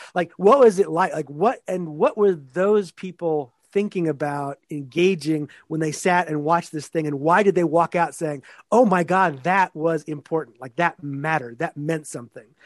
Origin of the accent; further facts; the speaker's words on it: Texas, United States; also born or lived in Pennsylvania; now in Syracuse, United States; I'm originally from Texas